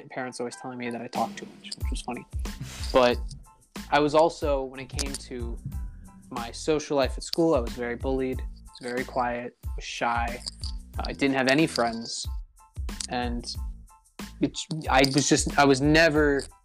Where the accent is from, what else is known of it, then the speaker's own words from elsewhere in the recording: Cairo, Cairo Governorate, Egypt; And my family actually moved to Cairo, Egypt. So I grew up in Cairo, Egypt for middle school and high school.